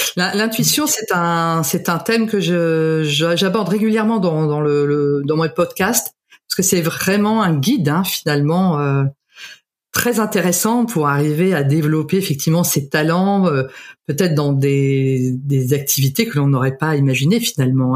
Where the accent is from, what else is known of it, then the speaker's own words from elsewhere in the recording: Canada; je suis née au Canada